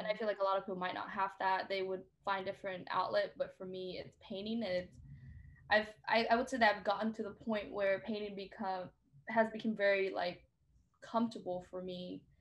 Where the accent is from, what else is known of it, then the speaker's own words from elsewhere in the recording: Vietnam; now in Seattle, United States; I grew up in Vietnam